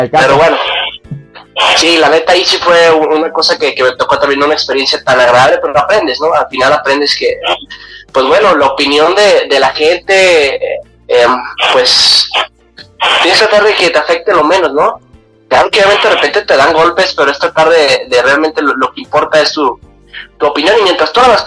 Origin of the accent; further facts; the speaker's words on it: Guadalajara, Jalisco, Mexico; soy un chavo de Guadalajara, Te digo chavo, bueno, todo soy chavo, ¿vale? 31 años de edad tengo